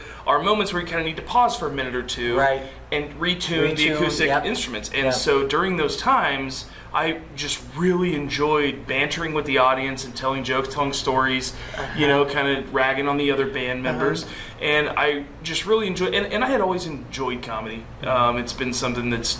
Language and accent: English; Anderson, Indiana, United States; also born or lived in Colorado; I was born in Colorado, raised in Anderson.